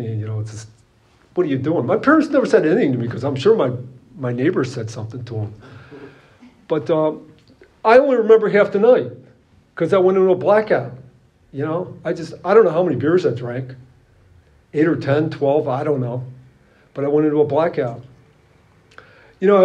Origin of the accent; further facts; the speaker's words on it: Chicago, Illinois, United States; I'm from the Chicago area